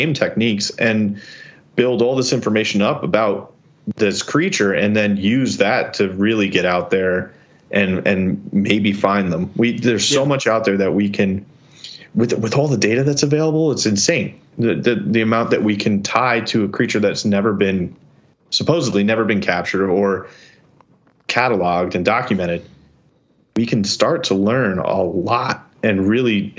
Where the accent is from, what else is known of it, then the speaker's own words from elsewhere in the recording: New York, United States; I'm a New Yorker.